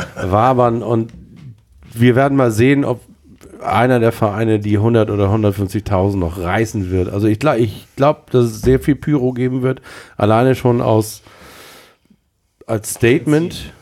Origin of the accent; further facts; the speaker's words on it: Hamburg, Germany; als Hamburger bin ich